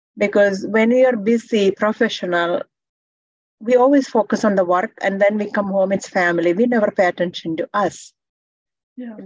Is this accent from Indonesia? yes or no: no; India; now in Canada; I'm from India, tropical weather